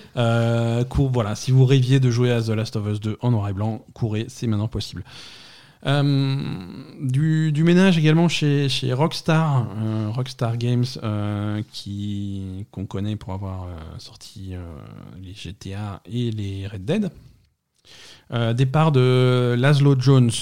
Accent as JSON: {"language": "French", "country": "France", "said": "chez nous en France"}